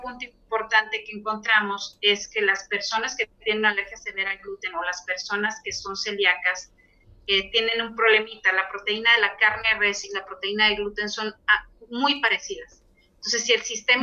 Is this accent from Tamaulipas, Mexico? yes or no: yes; Tampico, Tamaulipas, Mexico; mi ciudad natal, Tampico